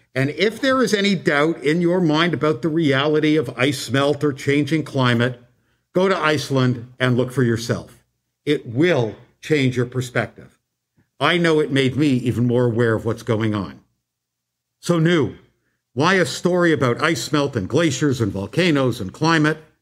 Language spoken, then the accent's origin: English; Canada; When I was growing up in Canada